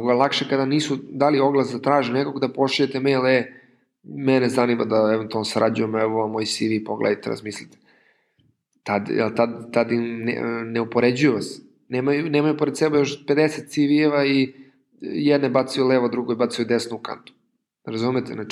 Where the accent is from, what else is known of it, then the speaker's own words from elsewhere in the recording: Serbia; kod nas u Srbiji